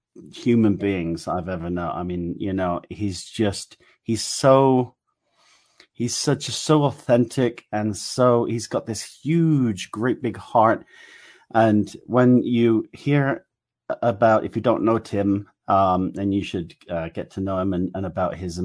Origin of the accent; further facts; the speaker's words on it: England, United Kingdom; accent: English; my English accent